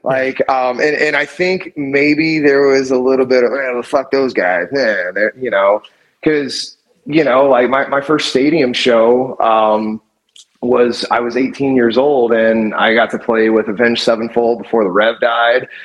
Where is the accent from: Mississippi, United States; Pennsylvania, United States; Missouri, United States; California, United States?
Mississippi, United States; Gulfport; moved away as an adult; also born or lived in New Orleans, Louisiana; now in Detroit, United States; I grew up around New Orleans. Um, I, am originally from Gulfport, Mississippi